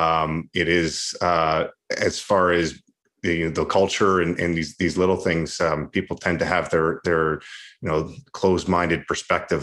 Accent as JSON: {"language": "English", "country": "Canada", "also_born_or_lived": "United States / Russia / Latvia / Switzerland", "moved": "as an adult", "said": "I'm Canadian"}